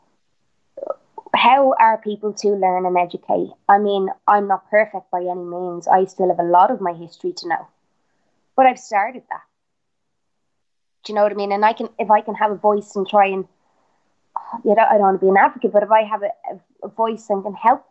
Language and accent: English; Ireland; I'm Irish